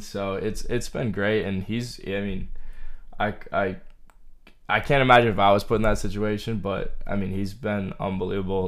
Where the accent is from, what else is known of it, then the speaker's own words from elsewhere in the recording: Groton, Massachusetts, United States; I'm from Groton, Massachusetts. It's like central